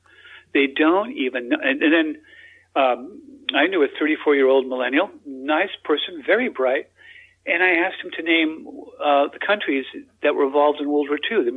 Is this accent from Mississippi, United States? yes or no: no; Texas, United States; also born or lived in Australia; I'm an American too. I was born in Texas